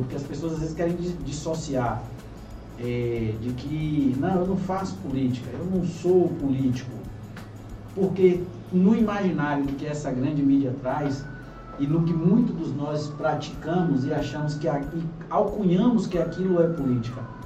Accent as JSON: {"language": "Portuguese", "town": "Itabuna", "region": "Bahia", "country": "Brazil", "tie": "born or raised there", "said": "Eu nasci em Itabuna"}